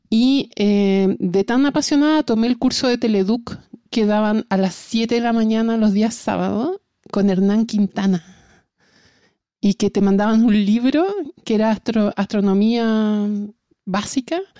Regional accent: Antofagasta, Chile; moved away as an adult; now in Santiago, Chile; yo inicialmente entré, me vine de Antofagasta a Santiago a estudiar astronomía y entré a la Escuela de Ingeniería de la Universidad de Chile.

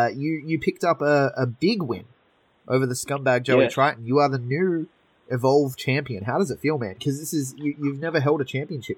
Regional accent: Sydney, New South Wales, Australia; I grew up in a pretty bad area myself in Western Sydney. I grew up in Mount Druitt, which people may know from the ABC series Struggle Street.

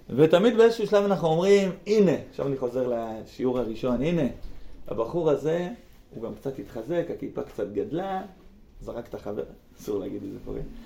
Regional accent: near Be'erot Yitzhak, Central District, Israel; בגלל בארות יצחק לידינו

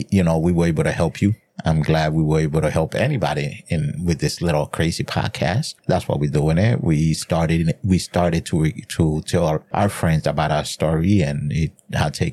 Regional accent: New Jersey, United States; you are from my neck of the woods because I'm from Jersey.

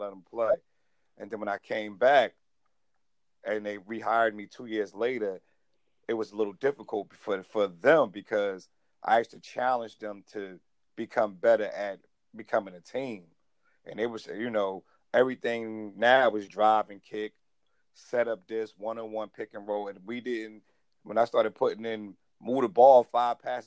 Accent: Orange, New Jersey, United States; I grew up in Orange. Orange is my town, my city

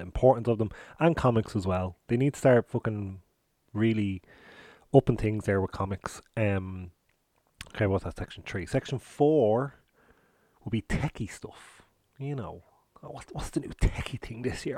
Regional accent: Ireland; us as Irish people

